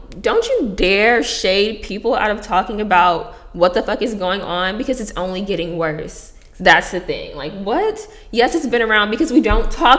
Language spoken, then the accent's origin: English; Houston, Texas, United States; moved away; I'm from Houston